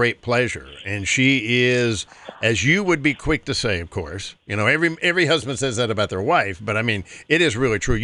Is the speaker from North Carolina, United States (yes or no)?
yes; North Carolina, United States; I was raised in North Carolina